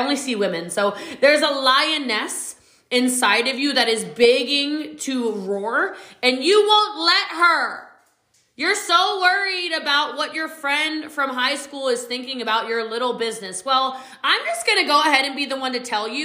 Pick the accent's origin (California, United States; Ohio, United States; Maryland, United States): Maryland, United States; Middletown; moved away as an adult; now in Texas, United States; I was just a little too much for a small country town in Middletown, Maryland.